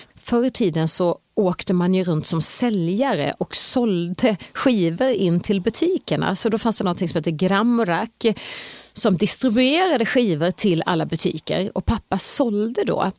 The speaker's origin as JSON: {"language": "Swedish", "town": "Hovmantorp", "region": "Kronoberg County", "country": "Sweden", "tie": "born or raised there", "also_born_or_lived": "Växjö", "said": "jag är född i Småland, i Hovmantorp, Växjö BB. Jag är uppvuxen i Hovmantorp och jag bodde där till jag var 16 år"}